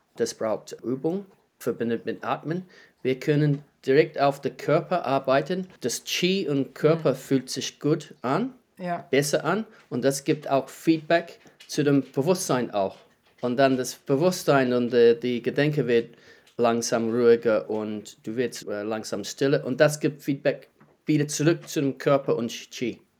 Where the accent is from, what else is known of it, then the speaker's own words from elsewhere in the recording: New Zealand; German is a second language; moved away as an adult; also born or lived in Heidelberg, Germany / Wellington, New Zealand; now in Germany; Ich lebe seit 15 Jahren in Deutschland. Ich komme aus Neuseeland